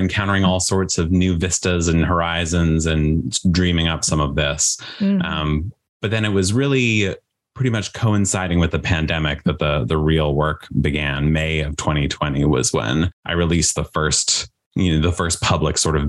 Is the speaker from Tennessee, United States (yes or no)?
no; Washington, District of Columbia, United States; moved away as an adult; I was from the Washington, D.C. area.